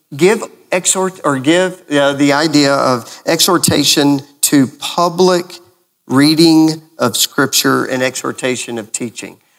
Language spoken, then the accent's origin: English; Lubbock, Texas, United States; now in Gainesville, United States; when I was growing up in Lubbock, Texas